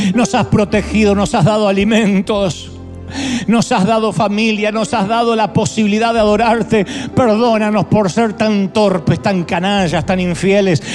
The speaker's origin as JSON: {"language": "Spanish", "country": "Argentina", "also_born_or_lived": "Buenos Aires", "moved": "yes", "said": "Yo soy argentino"}